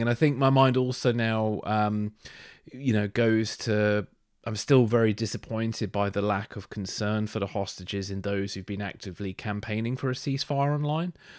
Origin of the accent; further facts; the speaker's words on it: England, United Kingdom; as a English person